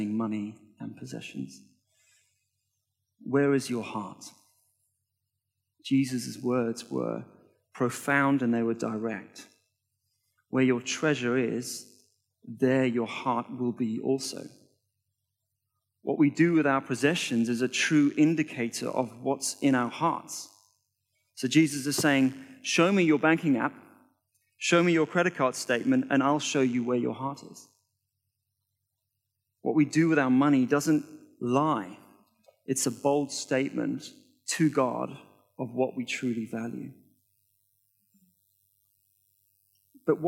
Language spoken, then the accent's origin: English; South Africa; now in United Kingdom; I was born in South Africa, and my family went from being comfortably wealthy to completely broke in the space of 1 year